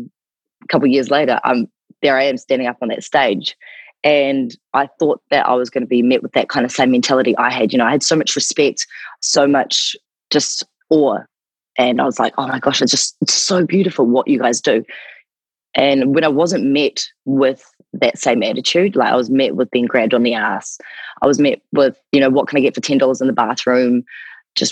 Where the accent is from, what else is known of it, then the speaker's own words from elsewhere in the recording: New Zealand; accent: New Zealand; moved away; also born or lived in Gold Coast, Australia; my accent is from New Zealand